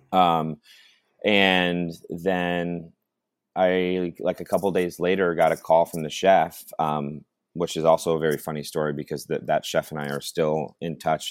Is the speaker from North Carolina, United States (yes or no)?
no; Watkins Glen, New York, United States; moved away as an adult; also born or lived in Ithaca, New York; now in Santa Barbara, United States; growing up in Watkins, and then um, you know, I went to uh, after I after I graduated high school, I moved to Ithaca